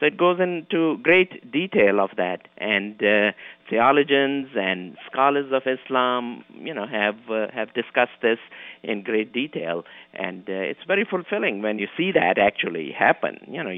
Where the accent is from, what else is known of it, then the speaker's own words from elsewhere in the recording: Kenya; moved away as an adult; also born or lived in Pakistan; now in New York, United States; I was born in Kenya, East Africa. The family moved from Pakistan to Africa about 200 years ago. So we were born and brought up there.